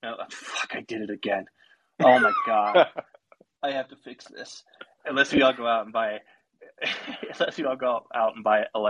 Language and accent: English; Colorado, United States; Yeah, I'm always a little chilly. Yeah, too. I'm from Colorado.